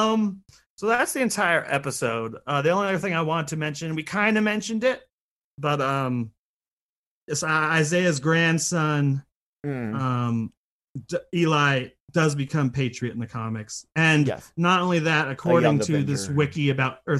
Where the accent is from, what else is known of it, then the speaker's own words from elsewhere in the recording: United States; no accent as an American, I mean not even a British or an Australian accent